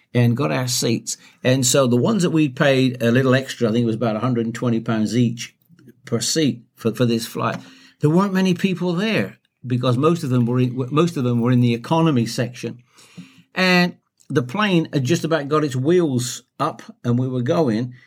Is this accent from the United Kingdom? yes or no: yes; United Kingdom; as a Brit